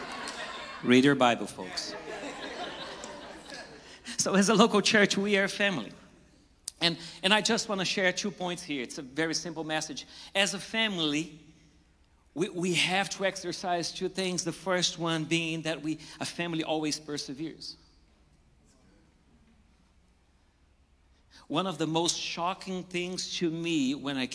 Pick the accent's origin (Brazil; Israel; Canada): Brazil; now in United States; I came from Brazil.